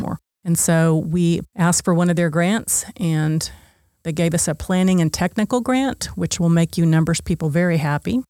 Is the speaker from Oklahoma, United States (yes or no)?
yes; Oklahoma, United States; I chose Oklahoma State because I was from Oklahoma